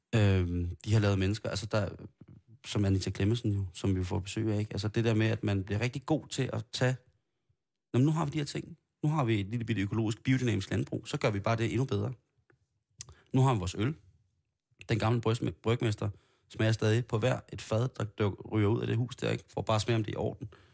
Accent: Copenhagen, Capital Region of Denmark, Denmark; der er jeg jo så københavner

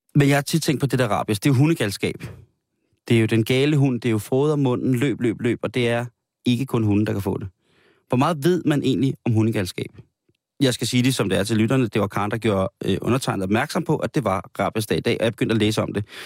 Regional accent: Denmark; som danskere

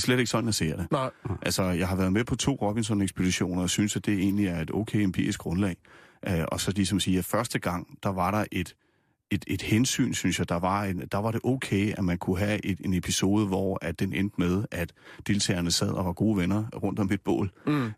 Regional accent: Nysted, Zealand, Denmark; also born or lived in Rødovre; now in Gævninge, Denmark; Jeg er opvokset nede på Lolland i, mm. Nyst, i Nysted. Født i Rødovre oprindeligt og bor nu i Gævninge mellem øh, Roskilde og Holbæk

